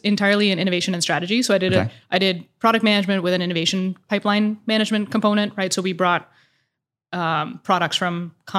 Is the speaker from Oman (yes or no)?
yes; Oman; moved away as an adult; also born or lived in Dubai, UAE; now in Indianapolis, United States; I grew up in Oman and Dubai.